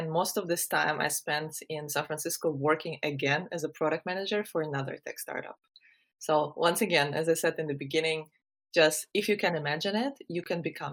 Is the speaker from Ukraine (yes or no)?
yes; Ukraine; moved away as an adult; also born or lived in Germany; I am originally from Ukraine, where I was born, raised, and spent the first 20 years of my life.